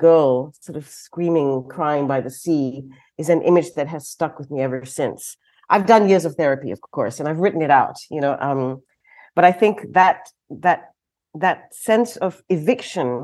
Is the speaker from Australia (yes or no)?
no; George Town, Penang, Malaysia; moved away as an adult; now in Stockholm, Sweden; I was born in Georgetown, Prince of Wales Island, which is now Penang, and the island of Penang, in the late 60s